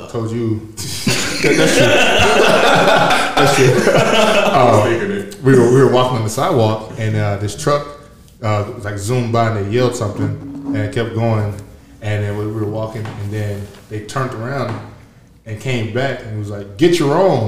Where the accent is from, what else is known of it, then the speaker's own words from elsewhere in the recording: Georgia, United States; moved away; growing up in Georgia